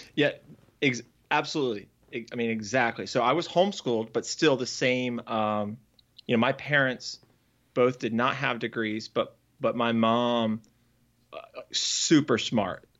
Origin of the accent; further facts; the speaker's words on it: Northern Virginia, United States; now in Raleigh, United States; I grew up in Northern Virginia